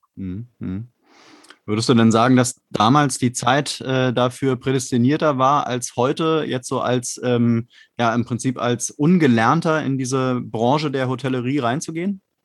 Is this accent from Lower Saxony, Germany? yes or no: no; Berlin, Germany; Ich komme auch aus Berlin, auch aus dem, aus dem Westteil von Berlin